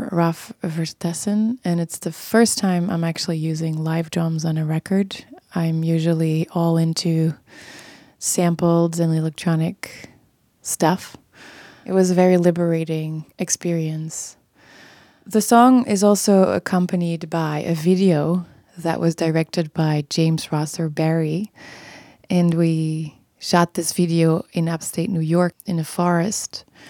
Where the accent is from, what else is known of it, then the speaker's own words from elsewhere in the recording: Belgium; moved away as an adult; now in Brooklyn, United States; my home country, Belgium.